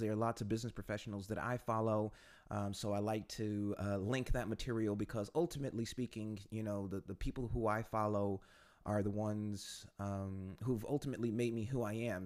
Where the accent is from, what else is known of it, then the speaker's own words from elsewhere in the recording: United States; moved away as an adult; now in Warsaw, Poland; I'm an American who's been living in Poland for the last few years